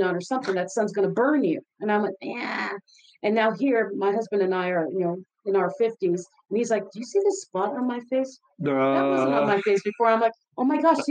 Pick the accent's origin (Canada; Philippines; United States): Philippines; moved away; I grew up in the Philippines.